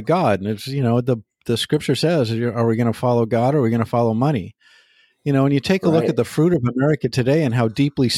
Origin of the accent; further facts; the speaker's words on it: United States; I am an American.